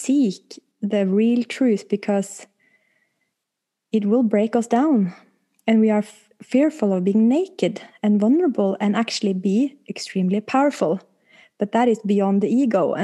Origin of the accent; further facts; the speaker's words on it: Oslo, Norway; I'm pretty girl from Oslo West.